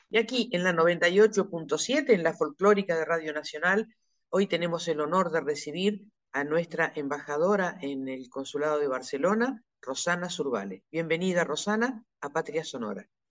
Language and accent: Spanish; Neuquén, Argentina; yo soy de Neuquén